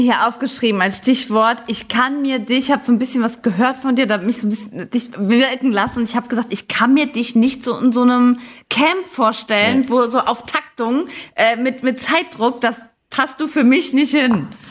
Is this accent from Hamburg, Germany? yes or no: no; Saarland, Germany; hier im Saarland, wo ich herkomme